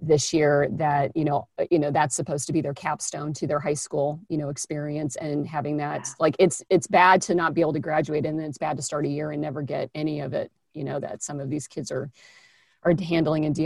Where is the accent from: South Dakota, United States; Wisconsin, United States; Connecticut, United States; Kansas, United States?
Kansas, United States; I'm from Kansas